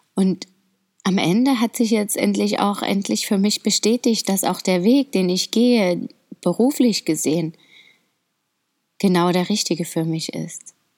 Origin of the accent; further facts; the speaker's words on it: Dresden, Saxony, Germany; ich mag Deutschland und vor allem auch meine Heimat einfach so sehr. Ich finde das so schön dort. Dresden und seine Umgebung ist echt ein Traum für mich